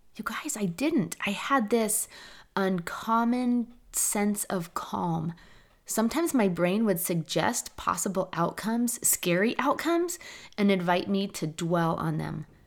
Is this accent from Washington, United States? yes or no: yes; Seattle, Washington, United States; I was raised in Seattle.